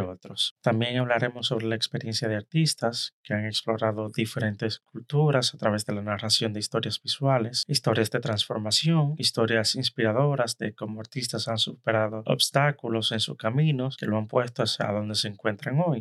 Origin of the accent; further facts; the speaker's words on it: Dominican Republic; moved away as an adult; now in New York, United States; Soy dominicano y actualmente vivo en la ciudad de New York